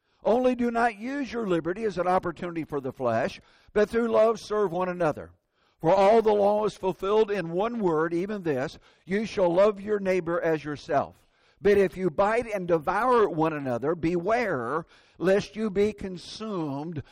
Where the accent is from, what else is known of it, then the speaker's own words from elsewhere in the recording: Indiana, United States; moved away; That's my home state.